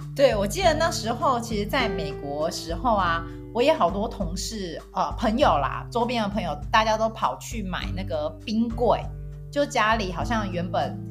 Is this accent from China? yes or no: no; Taiwan; moved away as an adult; 我其实是在台湾出生长大的嘛，然后 长到二十几岁，然后才出国念书